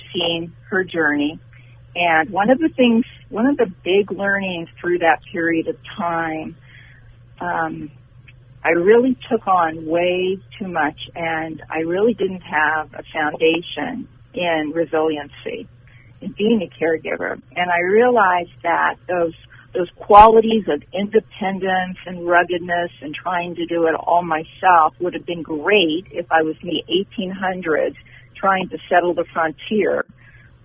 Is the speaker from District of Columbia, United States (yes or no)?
no; New York, United States; accent: New York; moved away as an adult; now in Austin, United States; I brought my New York accent and started saying y'all in Austin